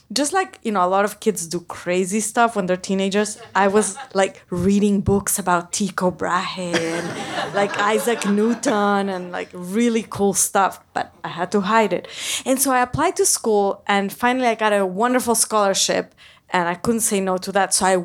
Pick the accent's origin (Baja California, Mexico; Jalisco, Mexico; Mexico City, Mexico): Mexico City, Mexico; moved away; I grew up in Mexico City in a community that was fairly conservative and discouraged women from pursuing a career in science.